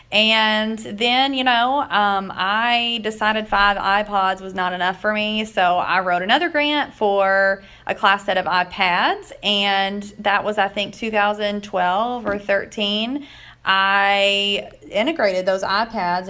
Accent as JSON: {"language": "English", "town": "Hodgenville", "region": "Kentucky", "country": "United States", "tie": "born or raised there", "said": "I am born and raised in Hodgenville, Kentucky"}